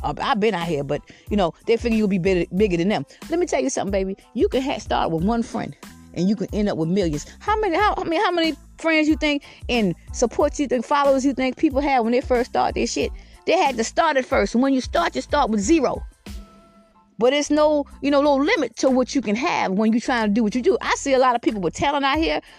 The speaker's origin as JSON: {"language": "English", "town": "Georgetown", "region": "South Carolina", "country": "United States", "tie": "born or raised there", "also_born_or_lived": "Richland County, South Carolina", "moved": "as an adult", "lives_now": "Lexington County, United States", "said": "I'm originally from Georgetown, South Carolina"}